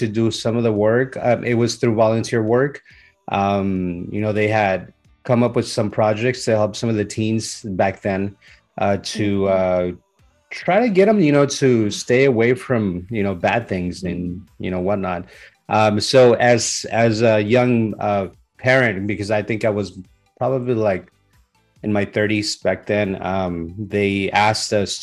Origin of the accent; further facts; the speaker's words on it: San Diego, California, United States; also born or lived in Mexico; Born in Mexico. I grew up in Southern California, in San Diego to be more precise